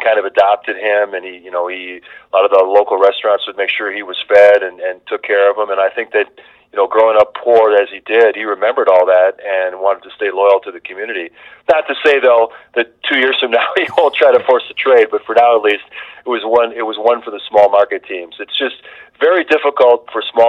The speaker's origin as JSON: {"language": "English", "town": "Milwaukee", "region": "Wisconsin", "country": "United States", "tie": "born or raised there", "moved": "as an adult", "lives_now": "Chicago, United States", "said": "my hometown in Milwaukee"}